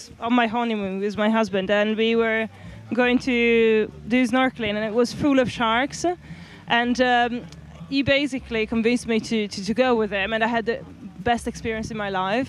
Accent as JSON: {"language": "English", "country": "Italy", "tie": "born or raised there", "moved": "yes", "said": "We grew up together in Italy"}